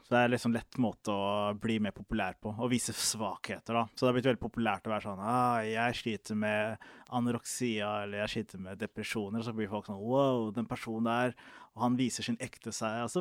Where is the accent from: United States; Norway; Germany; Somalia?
Somalia; Er det fordi jeg er somalier, eller?